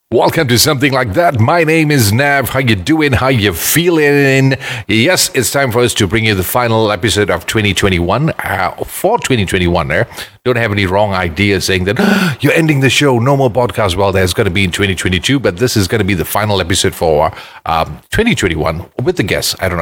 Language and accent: English; Ipoh, Perak, Malaysia; now in Kuala Lumpur, Malaysia; when I was growing up there, almost every house had a mango tree